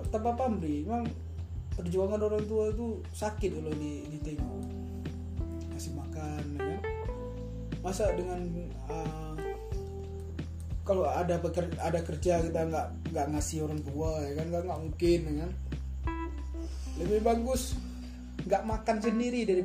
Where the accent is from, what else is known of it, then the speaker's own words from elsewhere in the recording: Aceh, Indonesia; lah kalau di kampungku kalau di Aceh sana ini ada Aceh ya kan kalau aku di Aceh rata-rata memang anak-anak ah, kuliah tamat kuliah yang kerjaan gak jelas